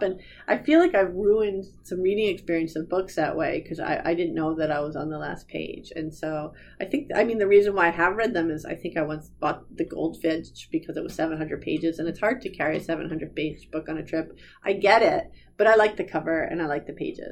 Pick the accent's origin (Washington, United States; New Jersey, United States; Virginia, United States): New Jersey, United States; I'm from New Jersey